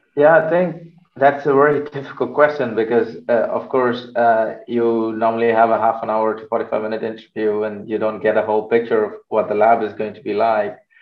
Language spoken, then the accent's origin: English; Chennai, Tamil Nadu, India; moved away as an adult; also born or lived in United Kingdom / Netherlands; now in Amsterdam, Netherlands; I'm originally from India, from the south of India in Chennai. So that's where I studied. I did my uh, bachelor's there.